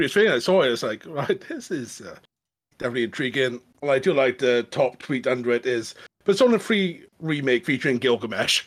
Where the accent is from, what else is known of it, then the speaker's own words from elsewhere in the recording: Welsh, Wales, United Kingdom; being Welsh